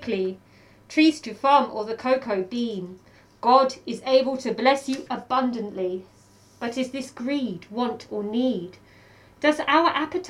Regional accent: Welwyn Garden City, East of England, United Kingdom; moved away as an adult; also born or lived in Manchester, United Kingdom / Bristol, United Kingdom; now in Melbourne, Australia; So I'm from Welwyn Garden City, which is a small town north of London.

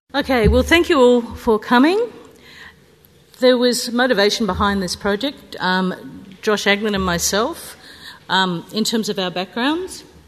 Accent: New South Wales, Australia; I'm from New South Wales

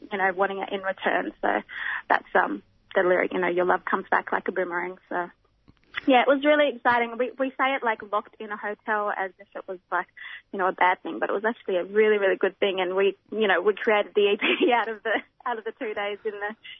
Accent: Perth, Western Australia, Australia; now in Melbourne, Australia; I'm originally from Perth, living in Melbourne.

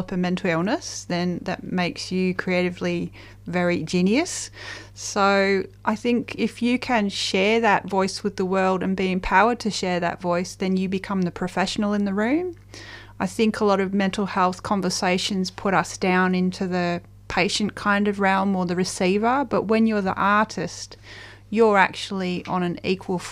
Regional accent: Welsh countryside, Wales, United Kingdom; So I grew up in the Welsh countryside in the UK

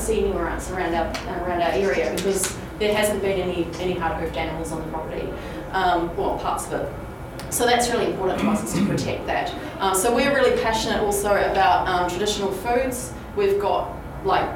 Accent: New Zealand; now in Victoria, Australia; I'm from New Zealand.

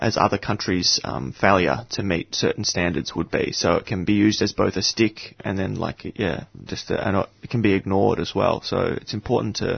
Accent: Australia; here in Australia

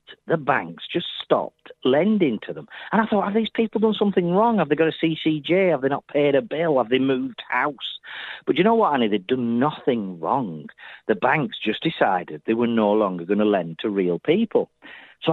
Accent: Burnley, North West England, United Kingdom; I'm from Burnley

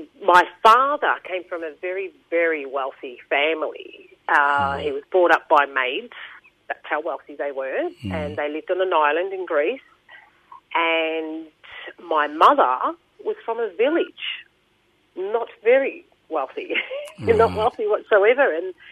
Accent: Melbourne, Victoria, Australia; English is a second language; In Carlton, at the Women's Hospital.

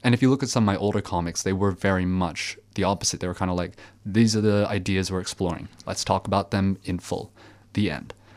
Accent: Belgium; now in Australia; the Franco-Belgian comics I read when I was growing up in Belgium

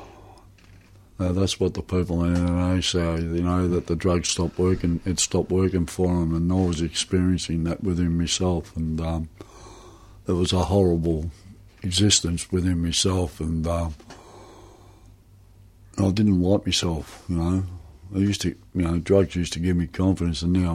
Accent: Footscray, Victoria, Australia; I was born in Footscray

